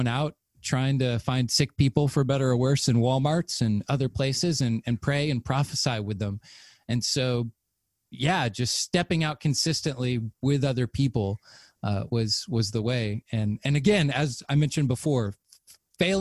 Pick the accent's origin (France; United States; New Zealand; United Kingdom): United States; the Bible Belt; I grew up in the Bible Belt